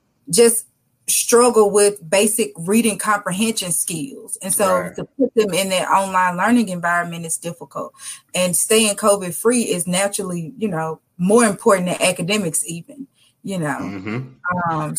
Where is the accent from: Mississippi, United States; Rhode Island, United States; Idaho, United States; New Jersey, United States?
Mississippi, United States; Jackson; Born and raised in Jackson, Mississippi